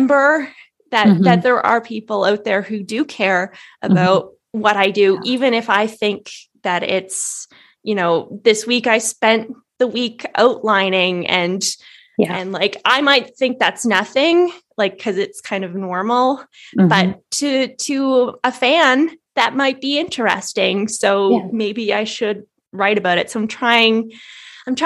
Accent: Canada; I'm in Canada. I'm a Canadian author

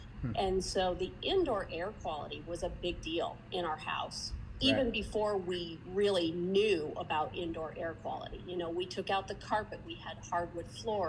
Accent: Jackson, Wyoming, United States; moved away as an adult; now in Scottsdale, United States; I grew up in Jackson Hole, Wyoming.

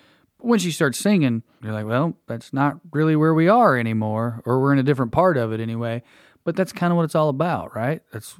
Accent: Blue Ridge Mountains, Appalachia, United States; I'm from the Blue Ridge Mountains, so also I'm just a homer

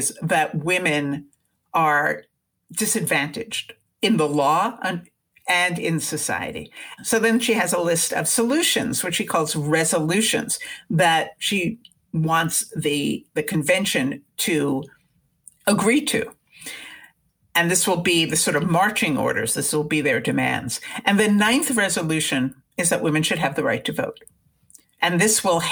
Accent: United States; I, as an American woman

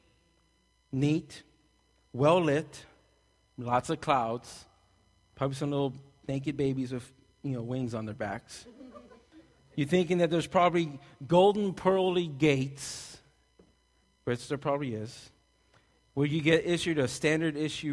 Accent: Texas, United States; we're Texan

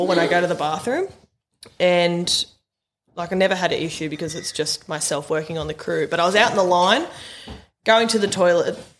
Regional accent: Maitland, New South Wales, Australia; I was born and bred in Maitland, and the Belmore Hotel where you went was my old stomping ground

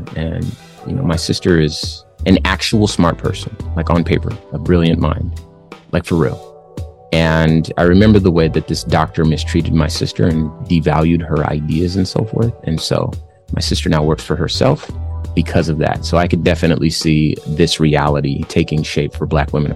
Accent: Compton, California, United States; moved away; also born or lived in Phoenix, Arizona; I was born in Compton, California. I lived there the first part of my life

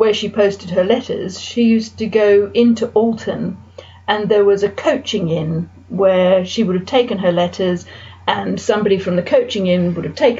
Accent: Sydney, New South Wales, Australia; now in Winchester, United Kingdom; We lived in a house in a suburb of Sydney.

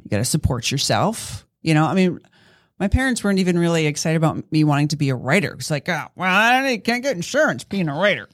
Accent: East Coast, United States; moved away as an adult; I grew up on the East Coast

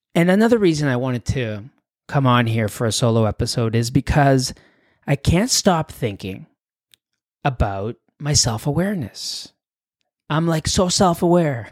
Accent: Canada; also born or lived in Mexico / Europe; I was born in Mexico, you know, but I had grown up in Canada since I was a little kid

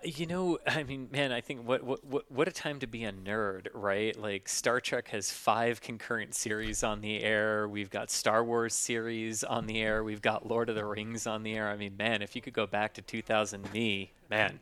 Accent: Florida, United States; I grew up in Florida, just, just north of the Space Center

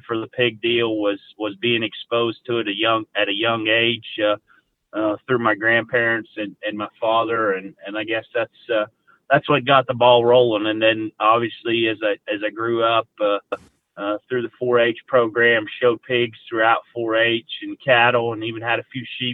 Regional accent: Mount Pleasant, Pennsylvania, United States; I grew up in Mount Pleasant, Pennsylvania, which is kind of like the southwest corner of the state

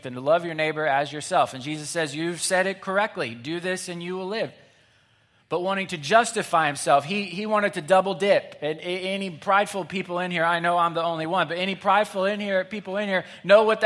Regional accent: Springfield, Missouri, United States; I grew up in Springfield, Missouri.

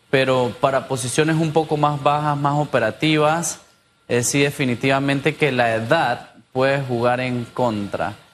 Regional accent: Panama; Yo soy panameño.

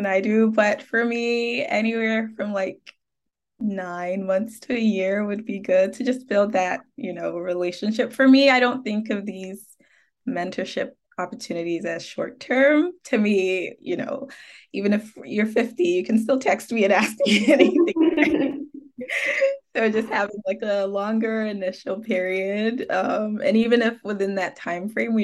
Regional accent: Ghana; moved away; I am originally from Ghana

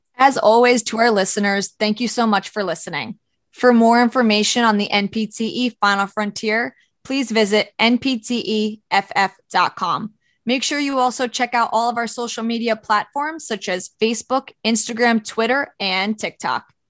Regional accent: Orange County, New York, United States; I'm from Orange County, New York

